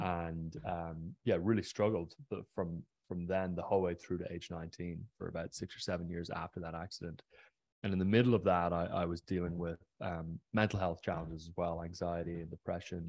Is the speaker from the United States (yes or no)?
no; County Mayo, Connacht, Ireland; I grew up on the west coast of Ireland in a pretty remote area, a county called Mayo